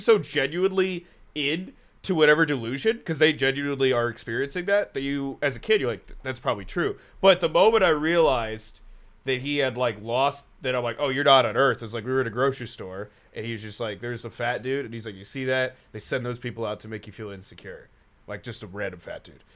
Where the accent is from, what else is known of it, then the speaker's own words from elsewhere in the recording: Raleigh, North Carolina, United States; also born or lived in San Francisco; now in Chicago, United States; grew up near Raleigh